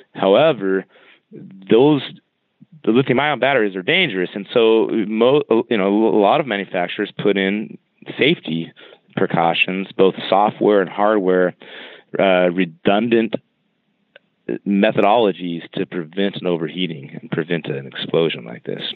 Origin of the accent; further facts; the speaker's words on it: California, United States; I grew up in California